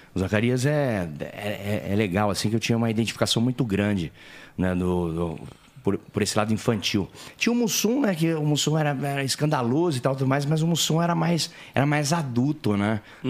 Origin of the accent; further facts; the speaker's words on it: Penápolis, São Paulo, Brazil; accent: caipira; moved away as an adult; now in São Paulo, Brazil; Nascido e criado lá. Aí eu cheguei aqui com 20 anos